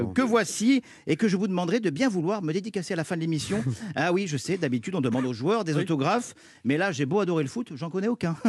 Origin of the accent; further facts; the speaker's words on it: Cannes, Provence-Alpes-Côte d'Azur, France; je suis de Cannes